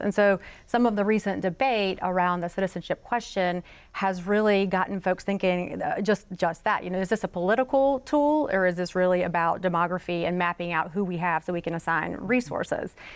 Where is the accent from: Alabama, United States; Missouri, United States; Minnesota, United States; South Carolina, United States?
South Carolina, United States; Florence; I grew up in Florence, South Carolina